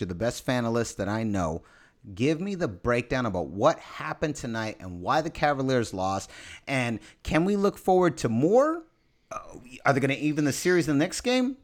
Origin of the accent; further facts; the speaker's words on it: San Francisco, California, United States; I'm born and raised San Francisco